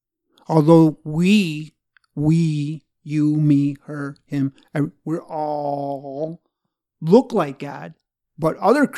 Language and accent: English; Arkansas, United States; I'm from Arkansas.